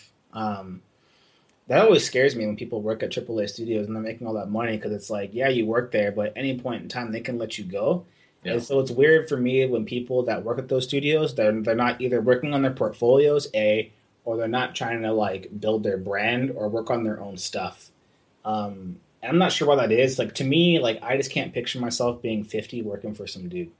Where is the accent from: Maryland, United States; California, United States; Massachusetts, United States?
California, United States; growing up in California all my life